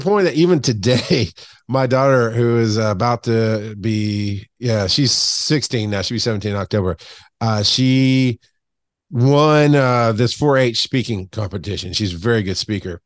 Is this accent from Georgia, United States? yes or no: yes; Camilla, Georgia, United States; now in Atlanta, United States; I grew up in, uh, South Georgia, like deep South Georgia on the Florida line. Um, for most of my life. Camilla